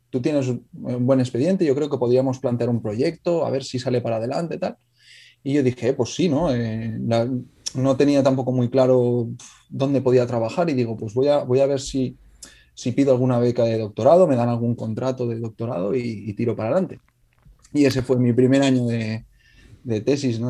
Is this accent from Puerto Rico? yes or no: no; Alcoy, Valencian Community, Spain; yo soy de Alcoy, del norte de Alicante